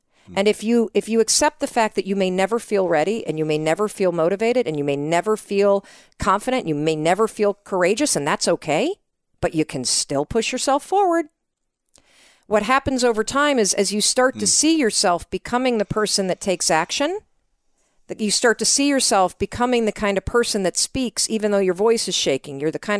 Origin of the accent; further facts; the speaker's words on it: Midwest, United States; That's my drink. I'm from the Midwest, like you.